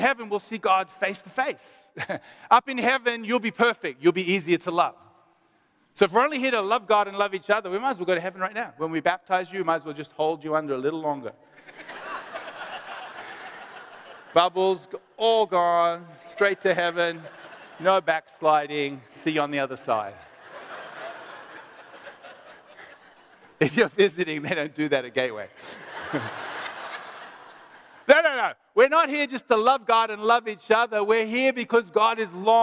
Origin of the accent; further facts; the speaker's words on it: Melbourne, Victoria, Australia; we're from Melbourne